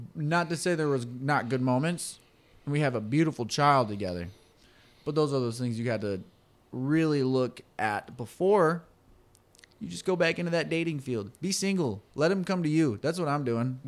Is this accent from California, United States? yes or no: no; Michigan, United States; we're from the Mitten State